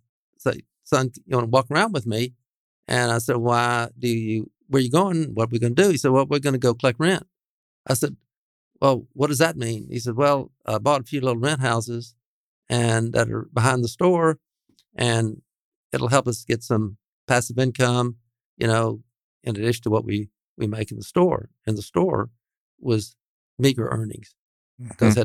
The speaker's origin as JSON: {"language": "English", "town": "Dallas", "region": "Texas", "country": "United States", "tie": "born or raised there", "said": "I grew up on Goodwin"}